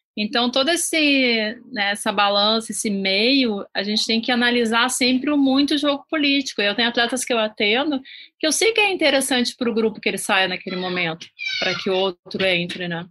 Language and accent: Portuguese; Rio Grande do Sul, Brazil; eu sou do Rio Grande do Sul